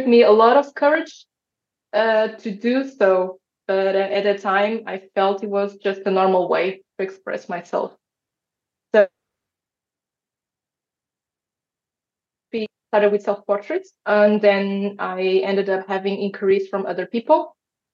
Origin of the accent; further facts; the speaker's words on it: Portugal; I'm Portuguese. I was born and raised in Portugal